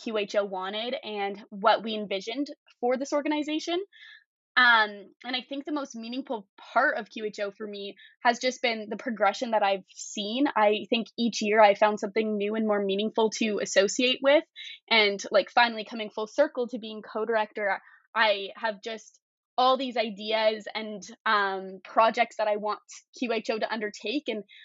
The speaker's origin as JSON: {"language": "English", "town": "Calgary", "region": "Alberta", "country": "Canada", "said": "I'm from Calgary, Alberta"}